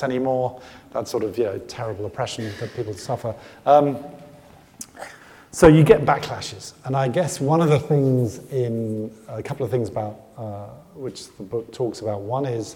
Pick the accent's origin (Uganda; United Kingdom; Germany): United Kingdom; I come from Britain